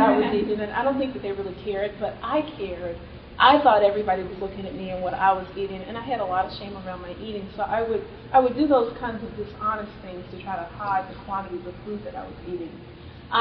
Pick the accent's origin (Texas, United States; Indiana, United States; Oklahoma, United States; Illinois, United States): Texas, United States; Austin; moved away as an adult; also born or lived in Cambridge, Massachusetts; I grew up in Austin, Texas